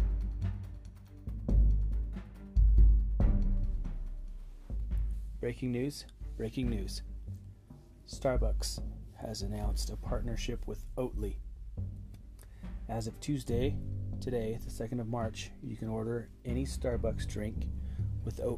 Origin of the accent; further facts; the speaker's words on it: Ogden, Utah, United States; my hometown, Ogden, Utah